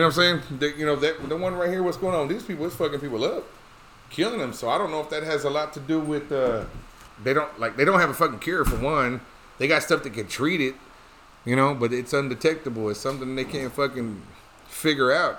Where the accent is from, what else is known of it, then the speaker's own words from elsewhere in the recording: Dallas, Texas, United States; we're from Dallas